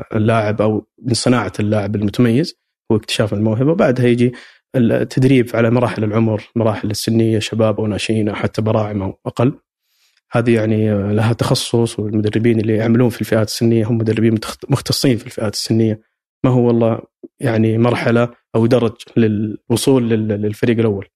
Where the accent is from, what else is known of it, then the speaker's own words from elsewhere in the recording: Saudi Arabia; عندنا في السعوديه